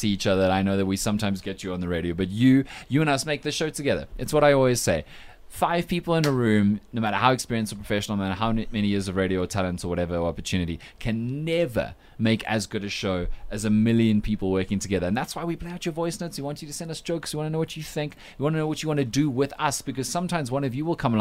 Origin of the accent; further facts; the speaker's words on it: Cape Town, Western Cape, South Africa; moved away; I am obviously from Cape Town